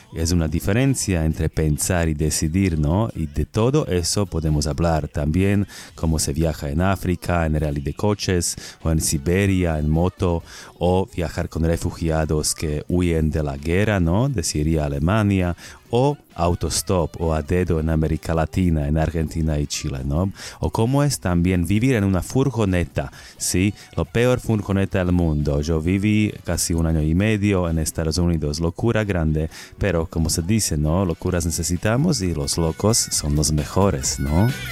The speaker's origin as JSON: {"language": "Spanish", "country": "Slovakia", "second_language": "Spanish", "moved": "yes", "said": "soy un boludo de Eslovaquia"}